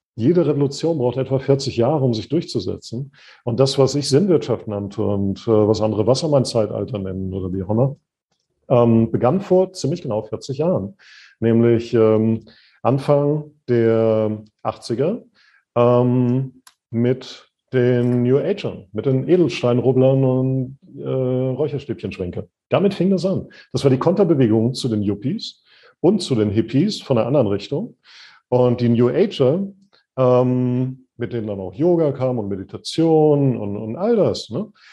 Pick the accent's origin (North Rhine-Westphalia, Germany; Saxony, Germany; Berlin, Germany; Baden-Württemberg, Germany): North Rhine-Westphalia, Germany; Sauerland; als ich ein kleiner Junge war, ich komme aus dem Sauerland oder vom Sauerland weg, wie man da sagt